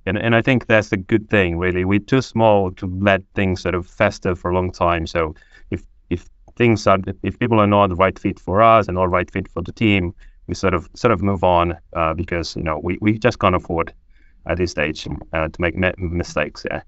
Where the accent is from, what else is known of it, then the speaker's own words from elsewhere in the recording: Angola; English is a second language; also born or lived in Portugal; now in United Kingdom; I was born in Angola, a civil war. I managed to escape civil war in Angola, um, And then I landed in Portugal